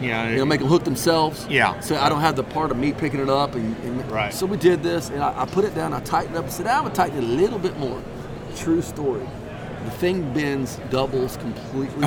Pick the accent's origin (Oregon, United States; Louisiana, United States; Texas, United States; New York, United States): Texas, United States; East; I'm from East Texas